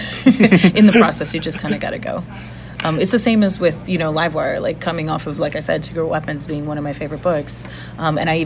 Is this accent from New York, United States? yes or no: yes; New York, United States; as a New Yorker